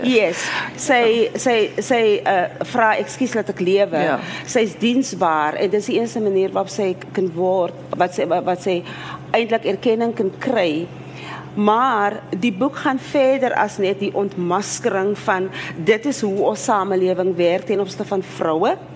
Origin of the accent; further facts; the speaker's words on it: South Africa; as Afrikaner vrou so, ek weet nie, ek woon in my uh deel van Suid-Afrika